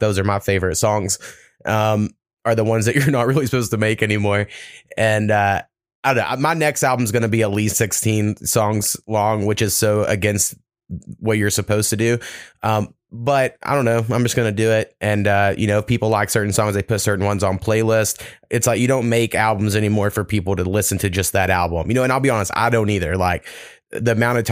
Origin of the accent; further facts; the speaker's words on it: Oklahoma, United States; I grew up in Oklahoma